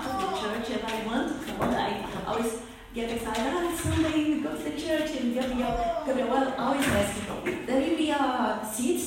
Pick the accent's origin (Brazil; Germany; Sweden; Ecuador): Brazil; English is a second language; moved away as an adult; now in Melbourne, Australia; I am from Brazil